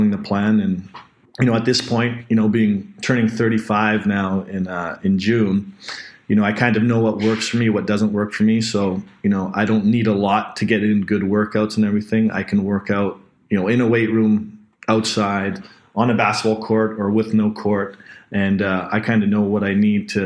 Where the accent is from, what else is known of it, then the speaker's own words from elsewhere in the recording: North Vancouver, British Columbia, Canada; I grew up in North Vancouver